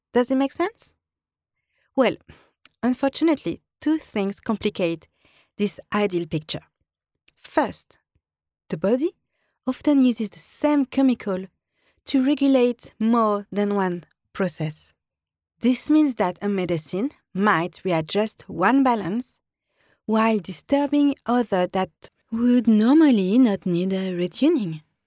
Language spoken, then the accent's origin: English; France; accent: French; English is a second language; now in London, United Kingdom; I'm always in contact with friends and family in France